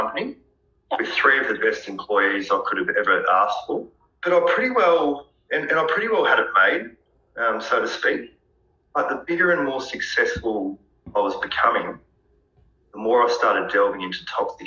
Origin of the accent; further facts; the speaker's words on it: Bendigo, Victoria, Australia; I'm 31 years old. I'm from Bendigo, Victoria.